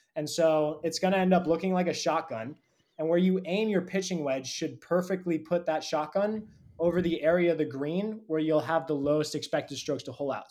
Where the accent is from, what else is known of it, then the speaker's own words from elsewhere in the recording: California, United States; I grew up in California